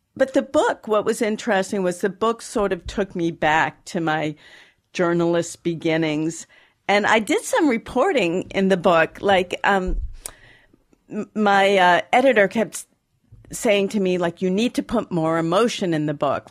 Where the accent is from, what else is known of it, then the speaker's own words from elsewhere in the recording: Boston, Massachusetts, United States; I grew up in Boston